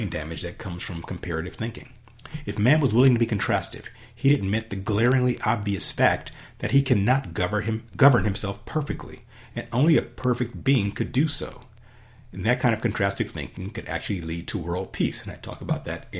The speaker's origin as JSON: {"language": "English", "country": "United States", "said": "as an American"}